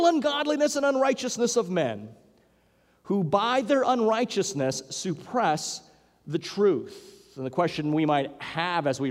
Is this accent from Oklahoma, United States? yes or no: no; Hawaii, United States; growing up in Hawaii